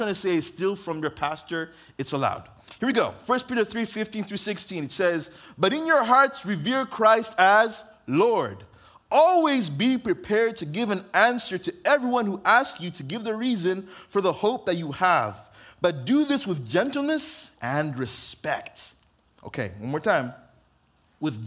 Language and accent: English; Uganda; also born or lived in Oxnard, California, United States; now in United States; grew up in Uganda to an African-American mom and an African father who was born in Uganda